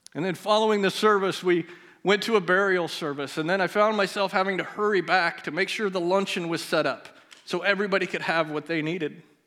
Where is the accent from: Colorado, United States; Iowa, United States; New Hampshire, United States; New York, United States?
Iowa, United States; Melcher; We both grew up in Melcher together